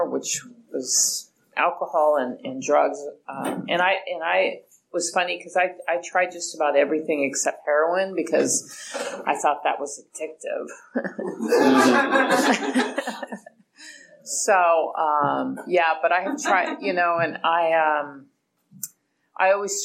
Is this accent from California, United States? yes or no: yes; Hayward, California, United States; I was raised in Hayward